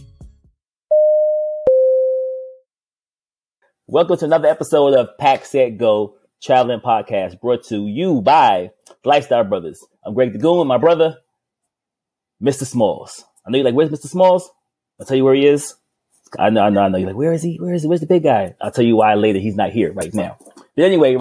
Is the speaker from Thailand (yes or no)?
yes; Thailand; moved away; I'm from Thailand.